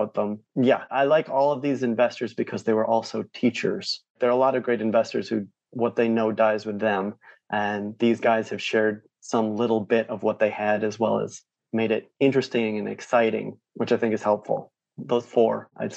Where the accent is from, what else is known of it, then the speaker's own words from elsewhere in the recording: Rochester, New York, United States; I grew up near Rochester, New York